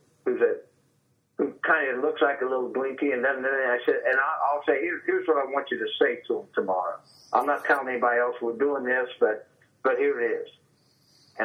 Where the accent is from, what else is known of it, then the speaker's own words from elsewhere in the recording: Marysville, Ohio, United States; my hometown of Marysville